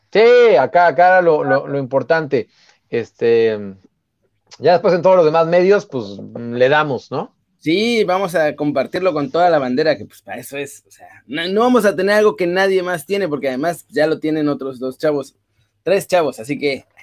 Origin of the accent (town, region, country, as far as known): Mexico